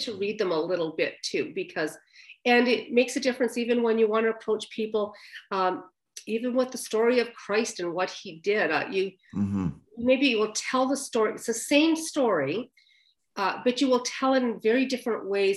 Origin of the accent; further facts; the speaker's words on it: the Maritimes, Canada; moved away as an adult; also born or lived in Alberta / Vancouver; I was straight from the Maritimes